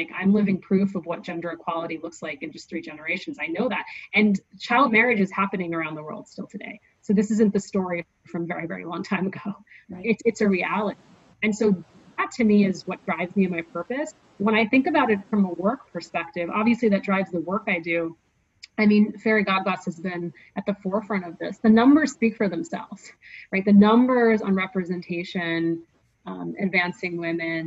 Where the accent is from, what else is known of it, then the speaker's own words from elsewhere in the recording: United States; I'm American.